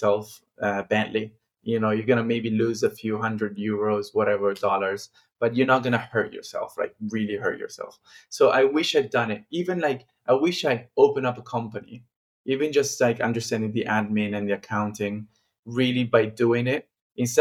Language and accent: English; Milan, Lombardy, Italy; I'm from Milan